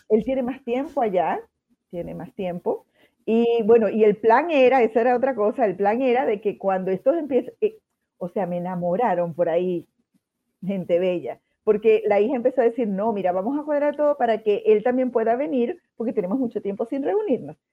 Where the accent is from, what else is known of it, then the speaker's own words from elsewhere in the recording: Andes, Venezuela; now in Concepción, Chile; nosotros somos de los Andes, de Venezuela